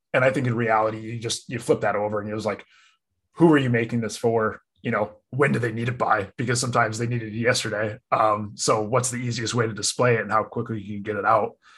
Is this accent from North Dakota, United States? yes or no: no; Connecticut, United States; I grew up in Connecticut, local.